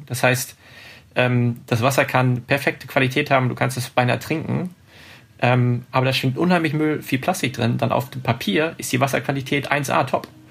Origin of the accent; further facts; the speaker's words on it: Hanover, Lower Saxony, Germany; Hannover, meine, meine Heimatstadt